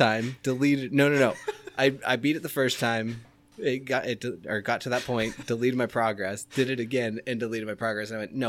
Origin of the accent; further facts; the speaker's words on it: Boston, Massachusetts, United States; You know, I'm from Boston. We could get awesome. I'm not. And I don't have an accent.